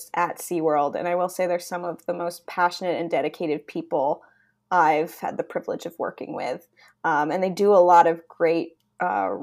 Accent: New Jersey, United States; growing up in New Jersey, USA, I was often outside

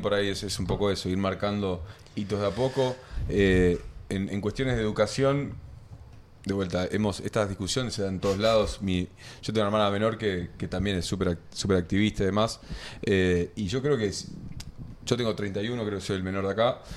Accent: Argentina

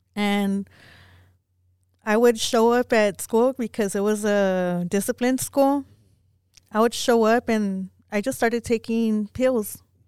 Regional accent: Pecos, Texas, United States; Growing up in Pecos, um, it was real bad for me for things that happened

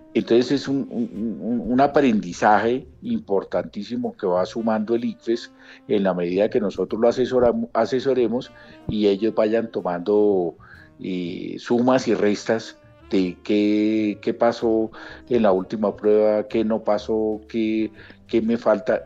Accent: Colombia; como estudiantes colombianos con y sin discapacidad

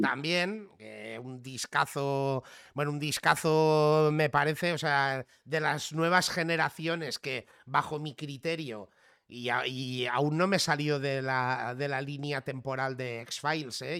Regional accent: Catalonia, Spain; also born or lived in Barcelona; soy catalán

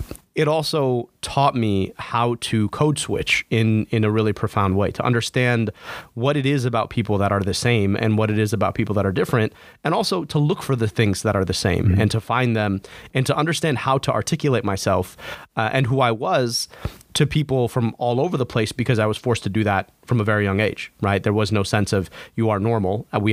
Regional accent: United States; I'm American, but that's always with an asterisk, right? Because not everybody accepts me as American, even though I was born and raised here.

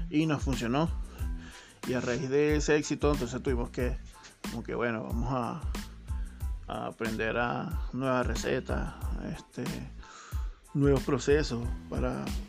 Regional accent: Venezuela; moved away as an adult; now in Chile; todo lo que se había vivido en Venezuela lo estamos viviendo acá otra vez

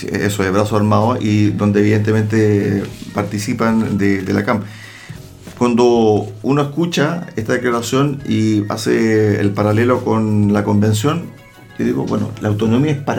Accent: Loncoche, Araucanía, Chile; Yo soy de Loncoche.

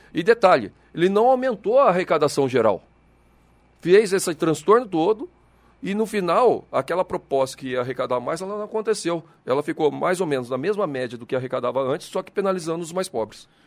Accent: São José dos Campos, São Paulo, Brazil; Eu sou nascido em São José, sou filho de mineiro, mas nascido em São José.

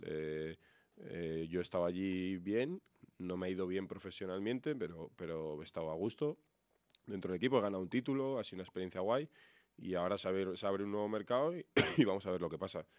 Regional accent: Burgos, Castile and León, Spain; moved away; yo he estado años y años aquí

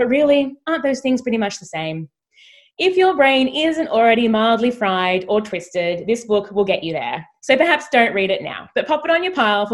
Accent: Australia; as an Australian

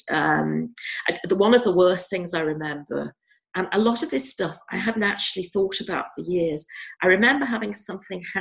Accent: North West England, United Kingdom; I was brought up very near Alder Hey Hospital, and Alder Hey is where I had the surgeries as a child.

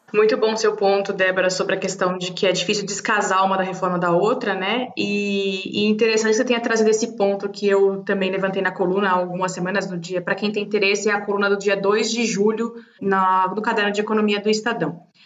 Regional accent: Brazil; como brasileira

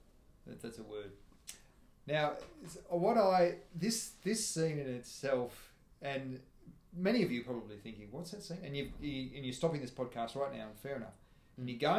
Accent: Tasmania, Australia; I grew up in Tasmania.

